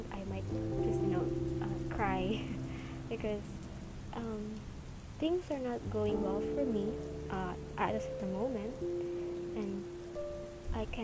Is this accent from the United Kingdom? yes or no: no; Philippines; English is a second language; I'm a Filipino, and I will mostly talk in English